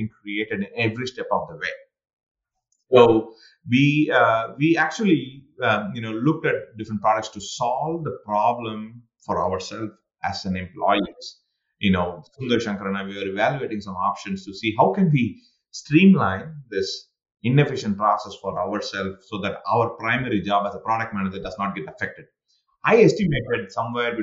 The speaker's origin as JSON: {"language": "English", "country": "India", "moved": "yes", "lives_now": "United States", "said": "I'm an Indian sitting in the United States"}